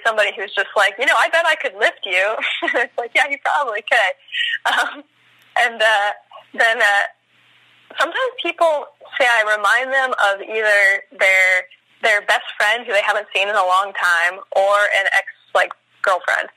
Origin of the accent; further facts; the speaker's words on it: Oxnard, California, United States; moved away as an adult; now in San Francisco, United States; I'm actually originally from Oxnard, California, which is sort of near like Santa Barbara area. And I came up to San Francisco after high school to go to college